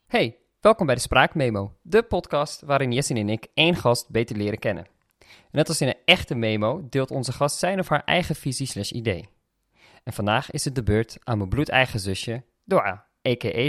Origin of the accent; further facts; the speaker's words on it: Amsterdam, North Holland, Netherlands; we zijn opgegroeid in Amsterdam samen